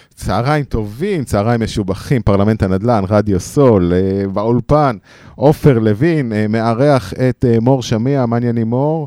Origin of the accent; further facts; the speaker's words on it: the Krayot, Haifa District, Israel; now in Central Israel, Israel; אני קרייתי ב-DNA שלי, גם קרייתי. אומנם אני המון שנים כבר במרכז